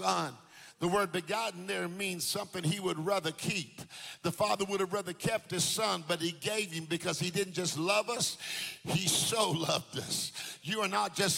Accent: Jacksonville, Florida, United States; We used to live in Jacksonville. I went to Andrew Jackson. We lived there on Pearl Street

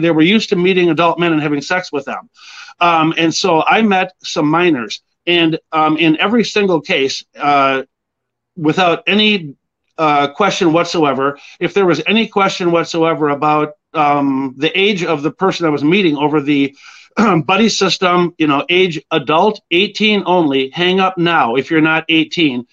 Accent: Edina, Minnesota, United States; also born or lived in Springfield, Illinois; I grew up out in Edina

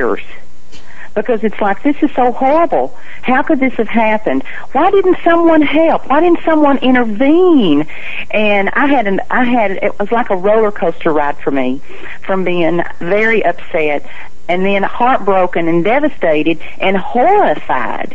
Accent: Athens, Tennessee, United States; moved away as an adult; now in Florida, United States; my hometown of Athens, Tennessee

